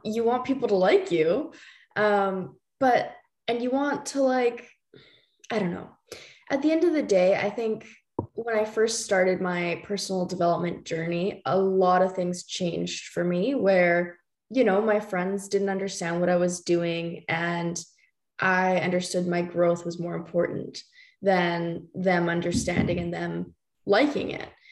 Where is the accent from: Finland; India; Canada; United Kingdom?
Canada; another Canadian girl living